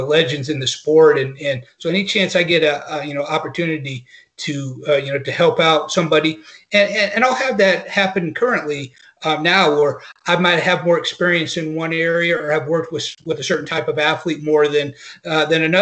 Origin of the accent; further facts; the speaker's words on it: North Carolina, United States; also born or lived in Mississippi; I grew up in the South. I grew up in North Carolina. I went to school in Mississippi